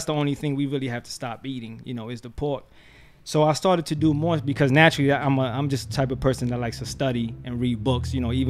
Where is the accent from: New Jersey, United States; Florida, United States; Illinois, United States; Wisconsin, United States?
New Jersey, United States; Paterson; moved away as an adult; now in Essex County, New Jersey, United States; I'm from Patterson.